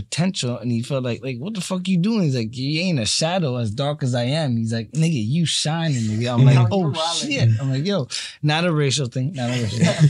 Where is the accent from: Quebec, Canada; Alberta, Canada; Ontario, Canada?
Ontario, Canada; Markham; I'm from Markham.